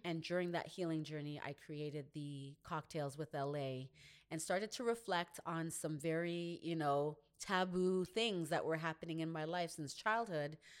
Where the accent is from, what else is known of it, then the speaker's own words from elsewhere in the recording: Canada; growing up in Canada, even though my family is from Grenada